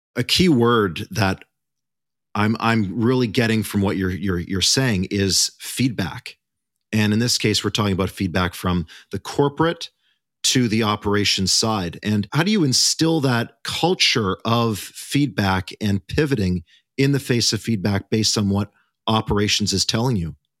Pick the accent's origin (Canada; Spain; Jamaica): Canada; we are all Canadian on this episode.